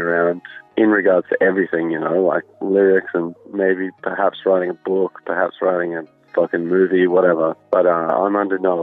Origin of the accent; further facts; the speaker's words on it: Australia; we're Australian